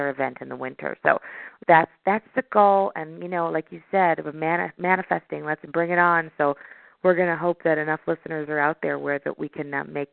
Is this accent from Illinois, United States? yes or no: yes; Chicago, Illinois, United States; I'm from Chicago